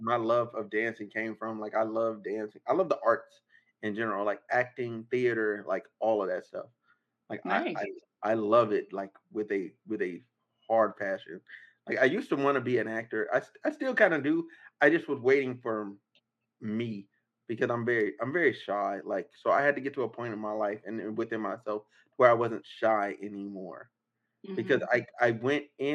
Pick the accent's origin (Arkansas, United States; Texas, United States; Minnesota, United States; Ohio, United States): Arkansas, United States; now in California, United States; I'm a country boy. I'm from Arkansas.